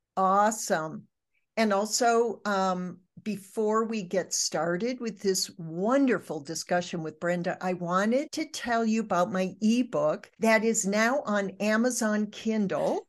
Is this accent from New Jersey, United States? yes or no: no; Michigan, United States; moved away; I was raised in Michigan. I don't live in Michigan anymore, nor have I for 50 years